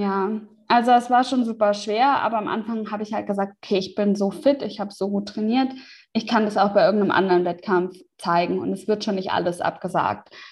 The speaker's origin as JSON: {"language": "German", "country": "Germany", "tie": "born or raised there", "moved": "as an adult", "said": "meinen Umzug zurück in, die in meine alte Heimat"}